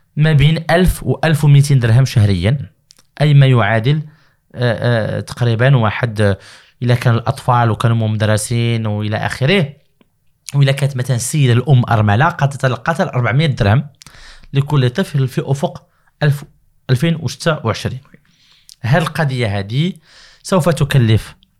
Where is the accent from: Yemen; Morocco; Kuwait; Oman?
Morocco; عندنا في المغرب